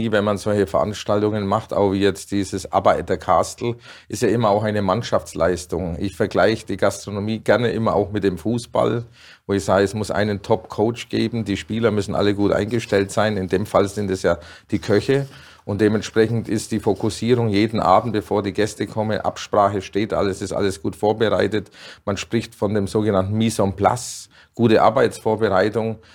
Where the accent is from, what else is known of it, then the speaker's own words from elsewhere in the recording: Dinkelsbühl, Bavaria, Germany; Meine Mutter hatte in Dinkelsbühl, wo ich geboren bin, 40 Jahre lang einen Gasthof. Und da bin ich natürlich drin aufgewachsen